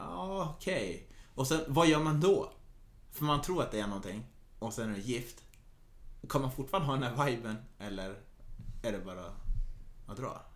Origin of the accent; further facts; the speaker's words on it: Norrland, Sweden; jag är ganska mycket norrlänning.